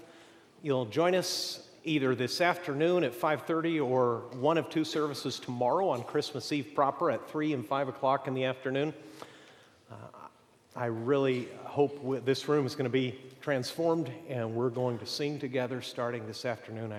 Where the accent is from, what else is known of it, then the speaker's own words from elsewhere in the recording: Mexico; moved away; also born or lived in Amarillo, Texas; I was born in Amarillo, though I was raised in Mexico